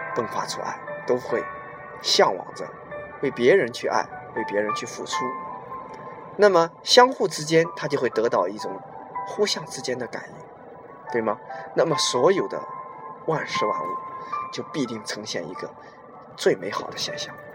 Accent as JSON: {"language": "Chinese", "country": "China", "said": "我们中国人的这种思想在我们脑海里"}